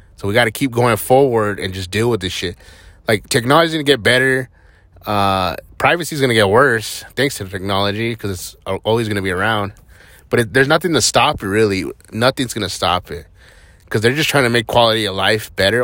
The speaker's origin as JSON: {"language": "English", "town": "Hatch", "region": "New Mexico", "country": "United States", "tie": "born or raised there", "moved": "yes", "said": "I grew up in Hatch, New Mexico, which is super small."}